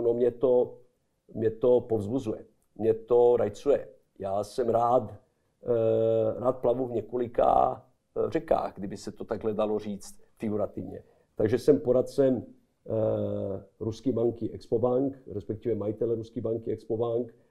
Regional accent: Belgrade, Serbia; Czech is a second language; moved away as an adult; now in Prague, Czech Republic; v Bělehradě můj rodní domov, když eh, v Bělehradě znám každý koutek, respektive každou ulici

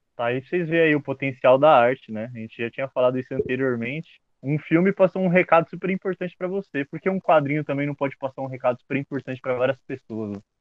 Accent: Brazil; eu sou brasileiro.

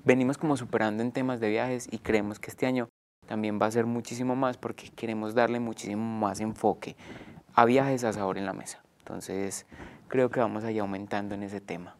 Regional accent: Colombia; nosotros como colombianos

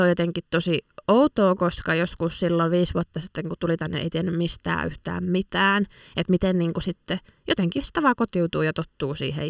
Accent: Lappeenranta, South Karelia, Finland; moved away as an adult; now in Helsinki, Finland; itse olen siis Itä-Suomesta alun perin kotoisin ja viettänyt siellä elämästäni nyt sitten 20 vuotta karkeasti arvioituna

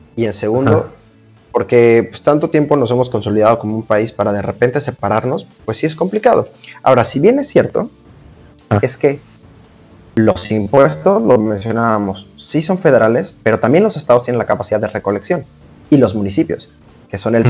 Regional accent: Veracruz, Mexico; Veracruz, ¿no? que es mi tierra natal

